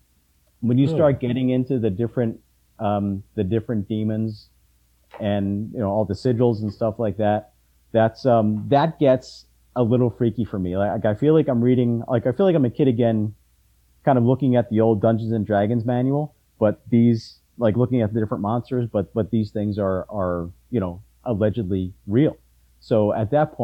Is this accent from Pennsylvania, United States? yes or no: yes; Philadelphia, Pennsylvania, United States; also born or lived in Bucks County; Where I live, where I grew up in Philadelphia